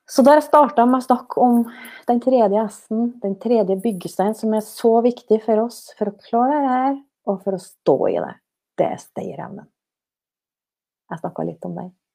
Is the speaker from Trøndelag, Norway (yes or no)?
yes; Snåsa, Trøndelag, Norway; å komme tilbake til heimplassen min til Snåsa